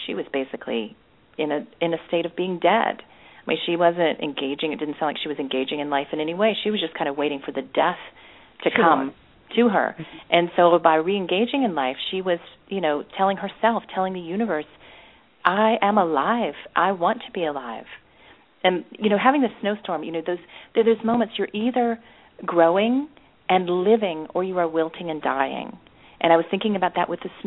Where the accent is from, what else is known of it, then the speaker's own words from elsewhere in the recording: Nashville, Tennessee, United States; I grew up in Nashville, Tennessee